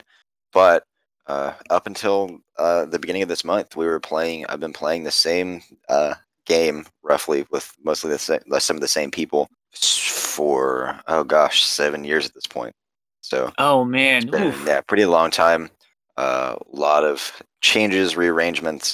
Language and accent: English; Carrollton, Texas, United States; I am born and raised in the area. I grew up over in Carrollton, and I came to UTD